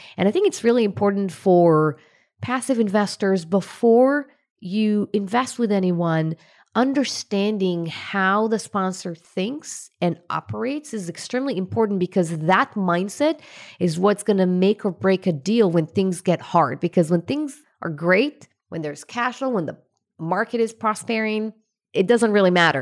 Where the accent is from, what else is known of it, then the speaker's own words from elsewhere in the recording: Israel; I was born in Israel to a pretty, you know, poor family. And lack of money was one of the main things that I felt growing up